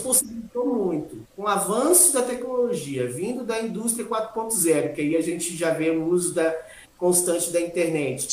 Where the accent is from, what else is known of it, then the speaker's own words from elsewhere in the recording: Itaém, Bahia, Brazil; moved away as an adult; also born or lived in Espírito Santo / São Paulo; now in Itaquaquecetuba, Brazil; eu sou baiano, sou natural de Itaém, Bahia, região uhum. do extremo sul da Bahia